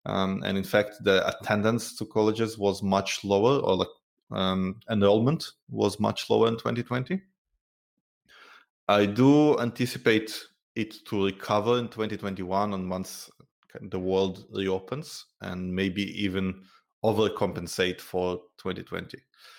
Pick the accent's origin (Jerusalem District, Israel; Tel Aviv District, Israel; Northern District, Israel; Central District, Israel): Tel Aviv District, Israel; Tel Aviv; I'm originally from Tel Aviv